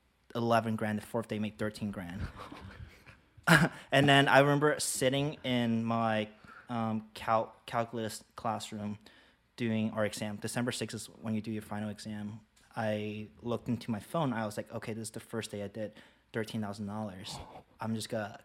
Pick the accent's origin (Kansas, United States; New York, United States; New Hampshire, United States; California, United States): New York, United States; also born or lived in Hong Kong; I was born in Hong Kong, 1997. And then in 2005, my mom and I came here to America. So the first place I landed was in New York. Lower East Side, New York